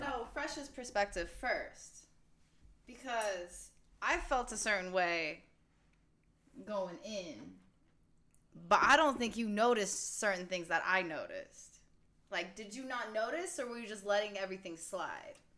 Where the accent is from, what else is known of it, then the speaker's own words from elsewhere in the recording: California, United States; I'm from California